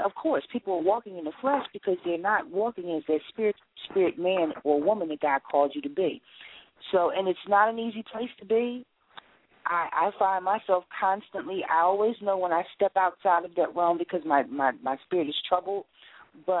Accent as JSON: {"language": "English", "town": "Philadelphia", "region": "Pennsylvania", "country": "United States", "tie": "born or raised there", "also_born_or_lived": "New York", "said": "raised in Philadelphia during the Rizzo time."}